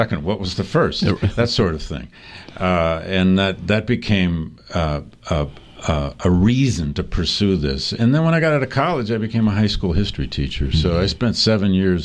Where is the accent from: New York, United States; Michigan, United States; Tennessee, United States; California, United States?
Michigan, United States; Flint; I grew up in Flint, Michigan